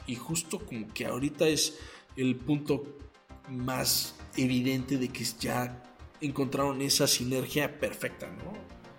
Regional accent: Mexico; como mexicanos

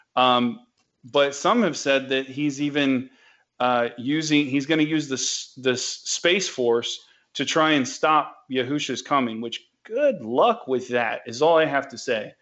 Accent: the South, United States; accent: southern; my southern accent

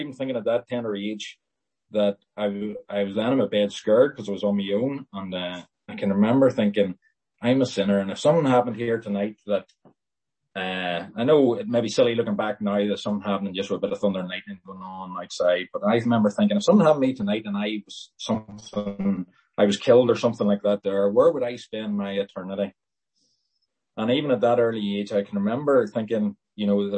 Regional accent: Lisburn, Northern Ireland, United Kingdom; I was born in Lisburn

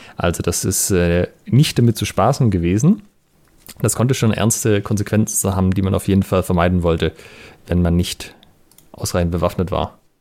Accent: Southern Germany, Germany; ich bin ja hier in Süddeutschland auf dem Dorf aufgewachsen

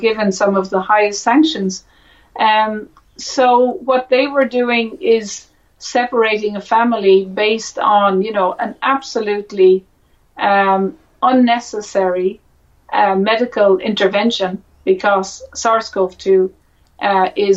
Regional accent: Ireland; me as an Irish woman

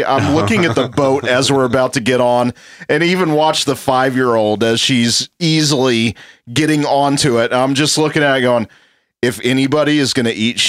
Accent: Georgia, United States; I end up saying Georgia, and he puts the devil horns up in the air yeah, man, that's where I'm from.

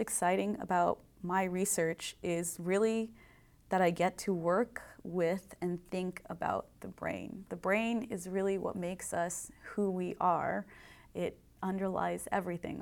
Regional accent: Indiana, United States; also born or lived in Berkeley, California; I grew up in Indiana, and like all good Hoosiers who want to become engineers, I came to Purdue

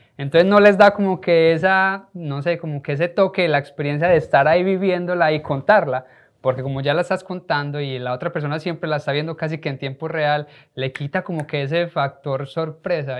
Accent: Colombia; como colombianos

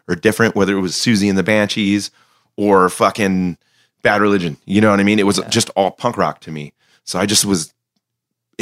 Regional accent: Fullerton, California, United States; also born or lived in Torrance, California; I was born in the South Bay in Torrance, and then my family moved to Orange County, and I grew up primarily in Fullerton, Buena Park area, La Habra.

